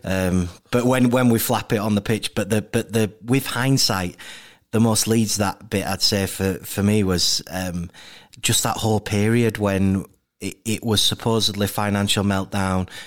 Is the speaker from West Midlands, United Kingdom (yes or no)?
no; Leeds, Yorkshire and the Humber, United Kingdom; bo-, born and raised in Leeds, um, grew up in, mainly in a place called Wimmoor